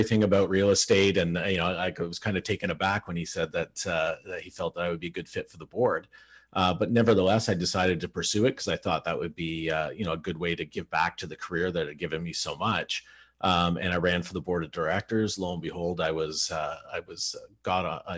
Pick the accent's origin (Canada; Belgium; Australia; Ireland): Canada; Burlington, Ontario; I grew up in Burlington, Ontario, which is where I still live.